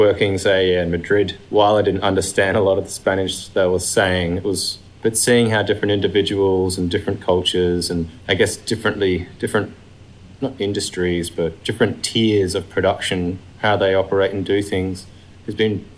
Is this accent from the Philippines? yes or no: no; Perth, Western Australia, Australia; moved away as an adult; I grew up in Perth, and so getting out of Perth was a bit of a thing.